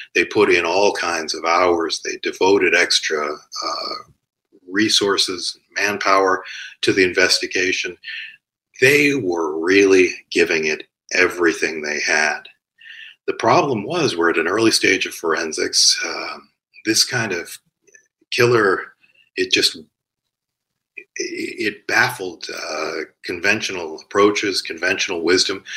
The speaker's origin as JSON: {"language": "English", "town": "Cleveland", "region": "Ohio", "country": "United States", "tie": "born or raised there", "said": "I grew up in Cleveland"}